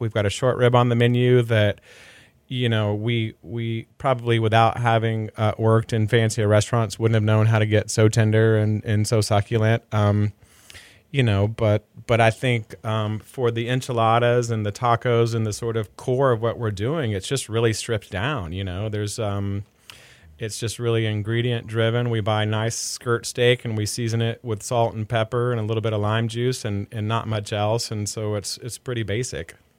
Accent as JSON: {"language": "English", "town": "Dallas", "region": "Texas", "country": "United States", "tie": "born or raised there", "lives_now": "Houston, United States", "said": "I grew up in Dallas"}